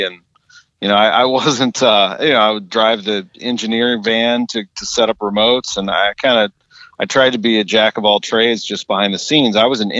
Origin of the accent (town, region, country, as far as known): St. Louis, Missouri, United States; born or raised there